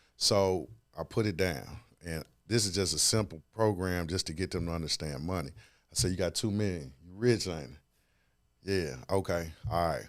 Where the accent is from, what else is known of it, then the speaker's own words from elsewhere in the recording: Memphis, Tennessee, United States; now in Atlanta, United States; I'm born and raised in Memphis, Tennessee, currently living in Atlanta